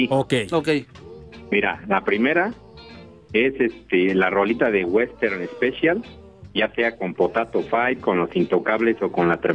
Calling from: Álvaro Obregón, Mexico City, Mexico; De la Álvaro Obregón, Colonia Las Águilas.

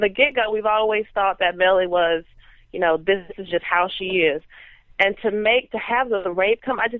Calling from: Houston, Texas, United States; Houston, Texas.

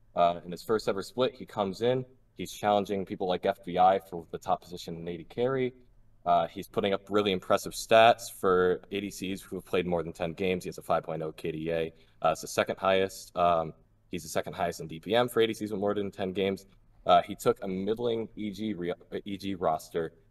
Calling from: Cranston, Rhode Island, United States; I'm calling from Cranston, Rhode Island

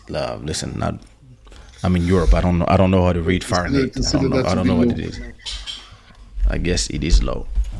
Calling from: Florida, United States; I'm watching from Florida. It's extremely cold and it's 7:52 p.m.

